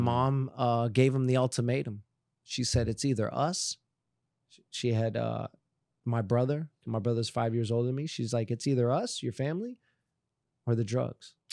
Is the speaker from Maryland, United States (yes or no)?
no; Miramar, Florida, United States; I grew up in Miramar